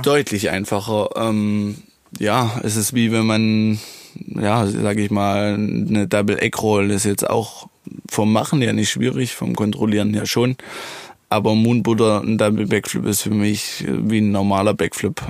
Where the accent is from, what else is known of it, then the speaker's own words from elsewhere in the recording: Germany; ich bin super gern, wirklich in Niederdola. Ähm, ja, es ist mein Heimatort